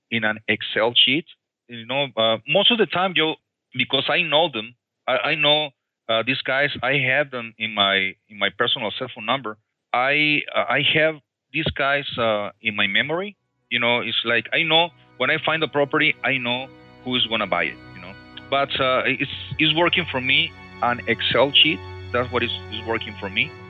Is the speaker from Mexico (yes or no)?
yes; Mexico; English is a second language; moved away as an adult; now in United States; in 1998, I came from Mexico, you know, and uh, I, I in those years I, I used to be a rocker musician.